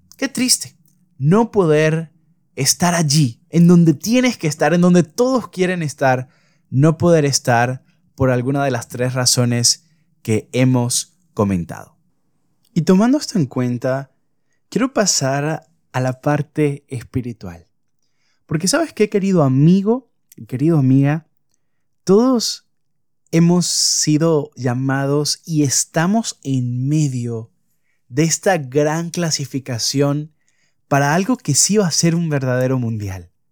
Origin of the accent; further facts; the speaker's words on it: Venezuela; soy de Venezuela